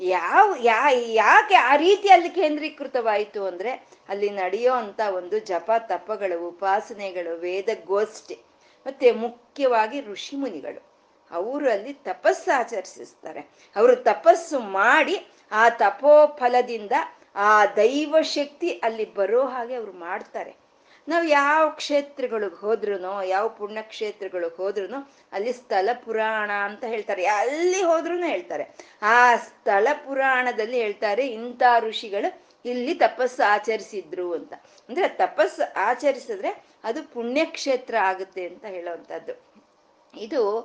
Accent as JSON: {"language": "Kannada", "country": "India", "said": "ನಮ್ಮ ದೇಶ ಇದೆ ಭಾರತ ದೇಶ"}